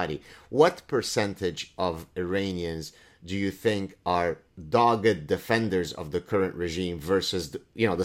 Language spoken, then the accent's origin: English; Lebanon; first language Arabic; English is a second language; moved away; I grew up in Lebanon, the fact that Arabic is my mother tongue